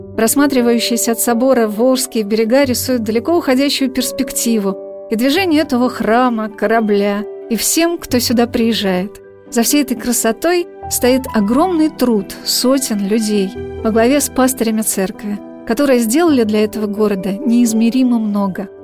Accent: Saratov, Saratov Oblast, Russia; moved away; в Троицком соборе моего родного города

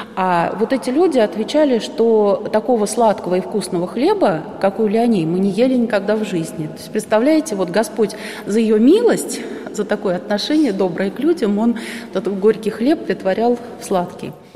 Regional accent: Moscow, Russia; moved away; also born or lived in Murom; я москвичка, и батюшка покойно был москвичом тоже

